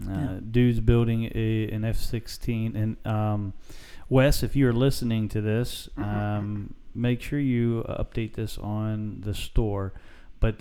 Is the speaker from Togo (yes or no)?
no; United States; from United States.